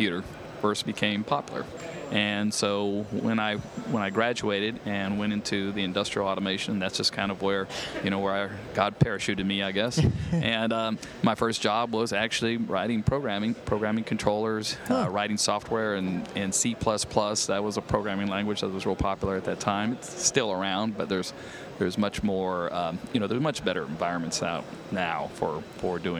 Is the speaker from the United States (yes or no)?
yes; Augusta, Georgia, United States; now in Atlanta, United States; I grew up in Augusta, Georgia